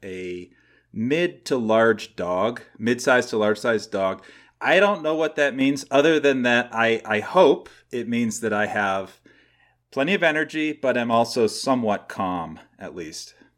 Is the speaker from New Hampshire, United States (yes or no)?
yes; New Hampshire, United States; moved away as an adult; also born or lived in Los Angeles, California; now in Northern California, United States; I grew up in New Hampshire. I now live in California, Northern California.